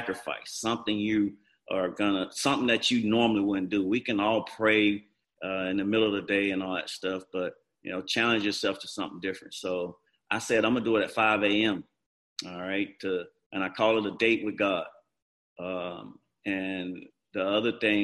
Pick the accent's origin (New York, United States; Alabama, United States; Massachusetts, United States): Alabama, United States; Montgomery; I grew up in Montgomery. Everybody knows me here